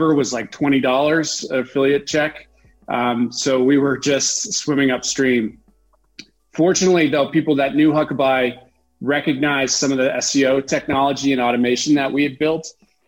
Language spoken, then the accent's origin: English; South Shore of Boston, Massachusetts, United States; moved away as an adult; also born or lived in Sun Valley, Idaho / New Hampshire; now in Utah, United States; I grew up on the South Shore of Boston, kind of between Boston and Cape Cod